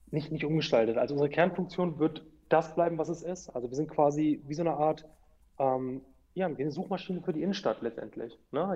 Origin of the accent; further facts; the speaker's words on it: Hanover, Lower Saxony, Germany; ich bin Hannoveraner, ich bin hier aufgewachsen